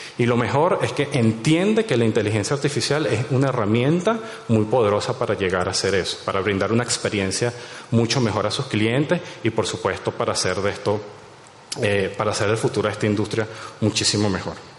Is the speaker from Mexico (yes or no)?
no; Venezuela; soy de allá